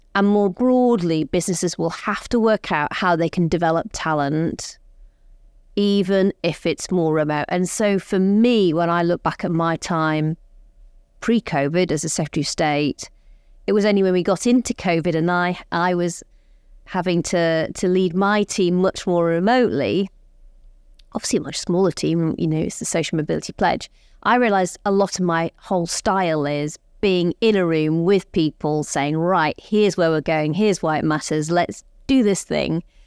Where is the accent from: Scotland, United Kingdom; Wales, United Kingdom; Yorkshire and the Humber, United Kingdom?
Yorkshire and the Humber, United Kingdom; Rotherham; moved away; I'm growing up in Rotherham.